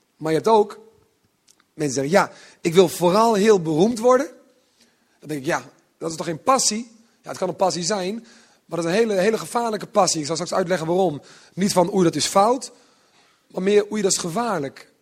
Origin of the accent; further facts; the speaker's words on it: Netherlands; also born or lived in Utrecht; Zo ben ik een beetje opgegroeid. Ik kom van het platteland.